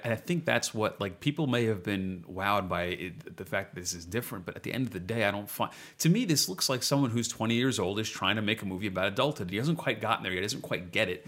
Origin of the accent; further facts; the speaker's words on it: New York, United States; also born or lived in Central Jersey; I'm native New Yorker